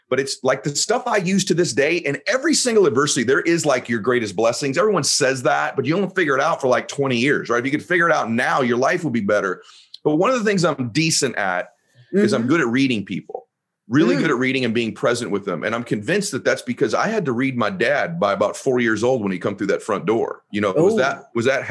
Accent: Southern California, United States; also born or lived in Boston; originally I'm from Boston, but I grew up in Southern Cal. I grew up in Southern California

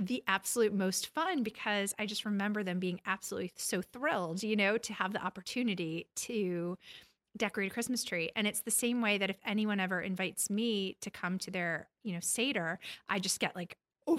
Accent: Long Island, New York, United States; My father was raised Orthodox. I was raised on Long Island. My mother was Christian.

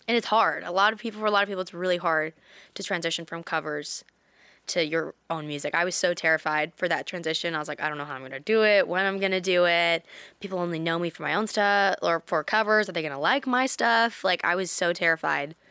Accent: Canada; In Canada, in my hometown

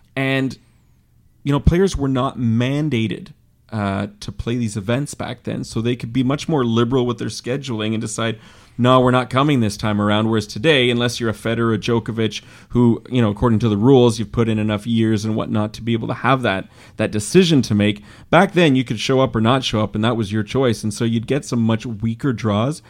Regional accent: Canada; we're Canadian

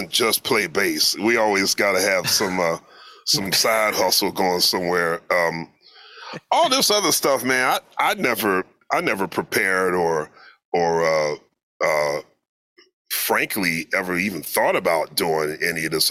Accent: Philadelphia, Pennsylvania, United States; moved away; also born or lived in New York; growing up in Philly

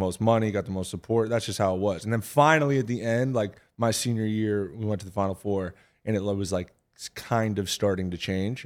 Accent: New Hampshire, United States; I'm from New Hampshire

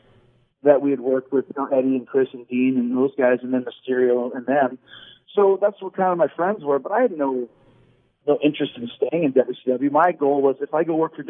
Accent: Winnipeg, Manitoba, Canada; I grew up in Winnipeg, so in Canada

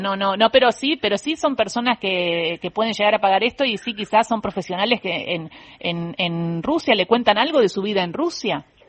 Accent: Argentina

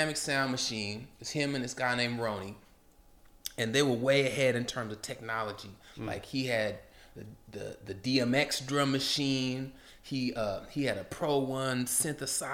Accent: Portland, Oregon, United States; growing up in Portland

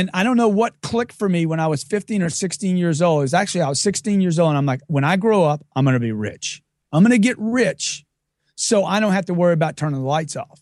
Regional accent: Lake Charles, Louisiana, United States; I grew up in Lake Charles, Louisiana from a, a lower middle class family

